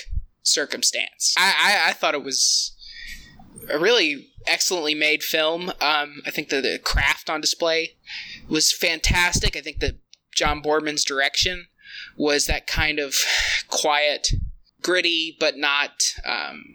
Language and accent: English; Kentucky, United States; I am from Kentucky near Appalachia.